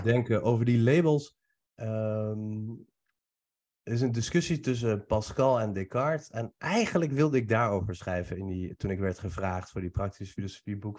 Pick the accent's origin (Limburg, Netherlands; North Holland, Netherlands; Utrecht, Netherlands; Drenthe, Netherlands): Utrecht, Netherlands; Nieuwegein; born or raised there; also born or lived in Iran